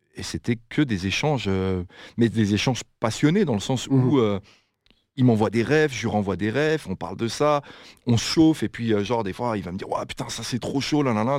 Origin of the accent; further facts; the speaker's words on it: France; now in Belgium; j'habite en Belgique, mais je suis français.